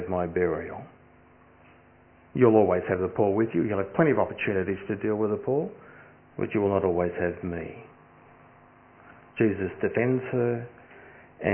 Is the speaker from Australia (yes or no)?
yes; Australia; as most Australian sons do with their fathers